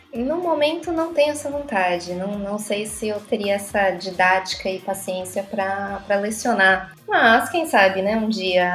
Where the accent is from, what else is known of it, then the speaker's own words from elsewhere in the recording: Brazil; moved away as an adult; now in Porto, Portugal; sou brasileira